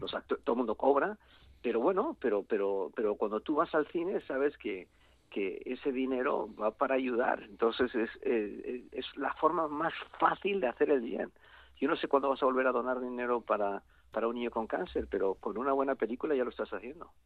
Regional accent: Mexico; yo, incluso nací en México

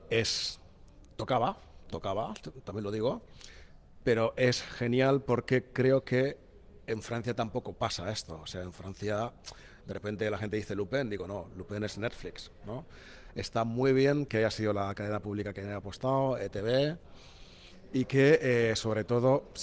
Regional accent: Equatorial Guinea; Spanish is a second language; me encanta el euskera, me suena, yo soy guineano y, por ejemplo, te voy a poner un ejemplo muy, muy, muy raro que siempre pongo, que es en el idioma de mi madre

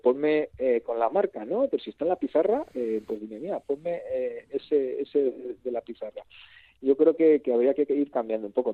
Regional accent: Rioja Alavesa, Basque Country, Spain; es una comarca que estamos ahí en el sur y, estamos luchando y reivindicándonos por, decir que, que, somos una parte de Euskadi

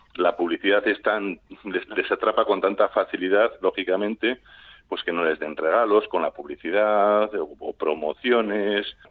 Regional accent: Basque Country, Spain; somos vascos

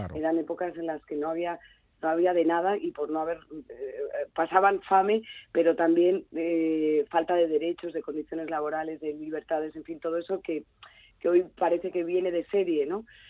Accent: Galicia, Spain; Galicia es, una, es mi tierra mm, de, niñez

